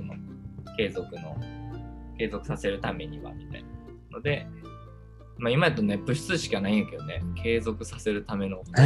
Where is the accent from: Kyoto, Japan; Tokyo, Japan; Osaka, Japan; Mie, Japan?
Mie, Japan; 三重県の出身です。